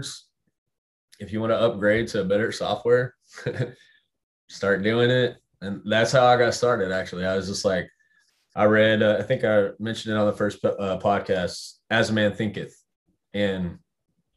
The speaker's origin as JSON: {"language": "English", "town": "Temple", "region": "Texas", "country": "United States", "also_born_or_lived": "Dallas, Texas / Austin, Texas", "moved": "yes", "said": "We're from Temple, an hour north."}